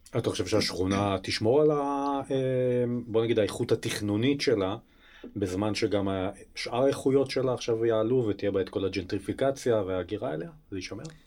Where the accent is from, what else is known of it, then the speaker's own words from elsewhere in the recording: Beersheba, Southern District, Israel; גדלתי בשכונה הצמודה